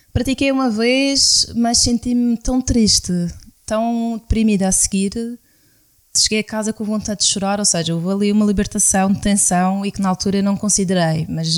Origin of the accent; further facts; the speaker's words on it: Madeira, Portugal; somos da Madeira, somos de uma ilha vulcânica